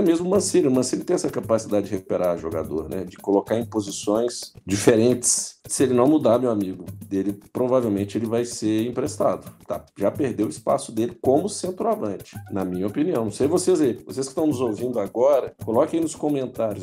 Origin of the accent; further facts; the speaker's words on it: Minas Gerais, Brazil; como bons mineiros que somos